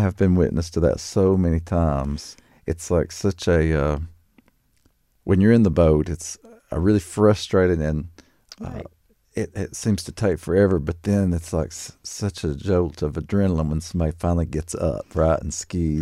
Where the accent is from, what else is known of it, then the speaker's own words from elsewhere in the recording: Laurel Lake, Kentucky, United States; I grew up very near Laurel Lake